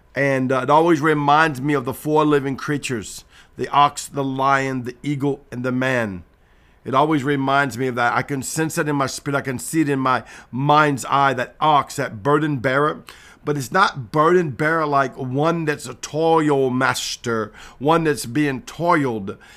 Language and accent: English; Cajun, Louisiana, United States; I'm Cajun